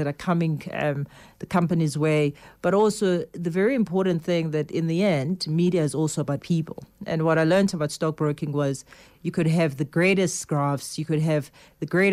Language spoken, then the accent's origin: English; South Africa; as a South African